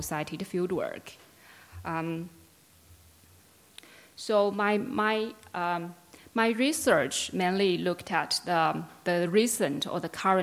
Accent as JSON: {"language": "English", "region": "Yunnan", "country": "China", "also_born_or_lived": "Canberra, Australia", "moved": "yes", "lives_now": "Australia", "said": "I'm originally from Yunnan in southwest China"}